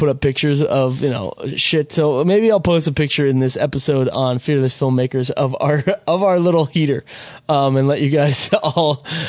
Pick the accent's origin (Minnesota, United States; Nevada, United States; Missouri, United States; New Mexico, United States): Minnesota, United States; moved away as an adult; now in Los Angeles, United States; I'm from Minnesota originally. I lived in Minnesota longer than I've lived in LA, but it's getting close to where it's about the same.